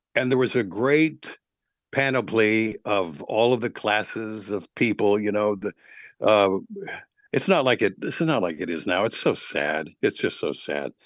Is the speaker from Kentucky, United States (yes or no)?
yes; Lexington, Kentucky, United States; now in Atlanta, United States; I was, uh, born in Wil-, in Lexington, Kentucky